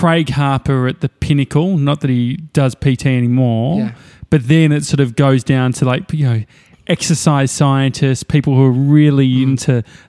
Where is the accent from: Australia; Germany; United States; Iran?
Australia; Endeavour Hills, Victoria; I grew up in Endeavour Hills next to Dandenong and it's still in me.